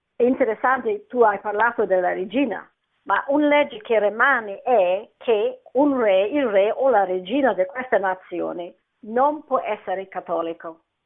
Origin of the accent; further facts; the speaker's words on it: Scotland, United Kingdom; Italian is a second language; now in London, United Kingdom; io sono scozzese ma abito a Londra